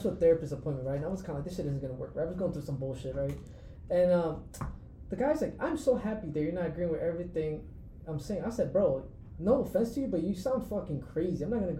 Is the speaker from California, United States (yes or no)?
no; New York, United States; I grew up in New York, bro.